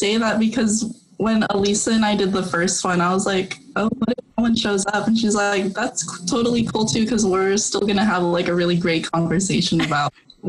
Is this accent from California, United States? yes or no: yes; Stockton, California, United States; So I'm born and raised in Stockton, and I currently live with my family.